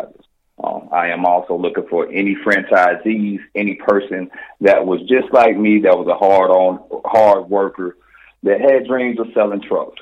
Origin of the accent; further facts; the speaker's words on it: Atlanta, Georgia, United States; born and raised in Atlanta, Georgia.